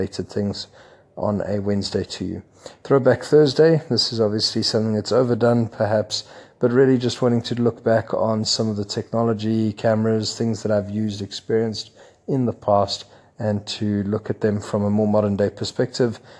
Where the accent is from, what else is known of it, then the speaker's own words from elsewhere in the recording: Johannesburg, Gauteng, South Africa; moved away as an adult; now in Lagos, Nigeria; Johannesburg, my hometown